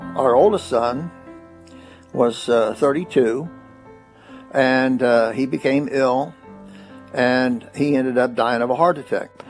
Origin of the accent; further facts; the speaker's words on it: Corbin, Kentucky, United States; I was born in Corbin, Kentucky on August the 8th, 1939.